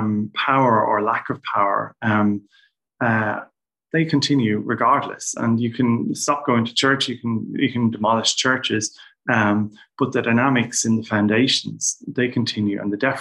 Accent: Dublin, Leinster, Ireland; I grew up in North South Dublin in the 80s and 90s.

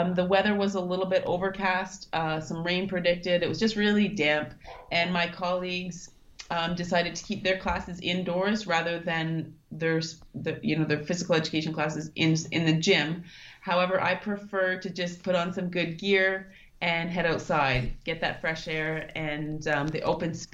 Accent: Thunder Bay, Ontario, Canada; moved away as an adult; also born or lived in Germany / Singapore / Russia; now in Kathmandu, Nepal; I'm originally from Thunder Bay

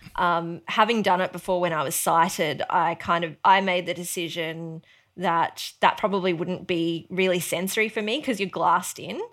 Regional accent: Mount Isa, Queensland, Australia; now in Sunshine Coast, Australia; growing up in Mount Isa

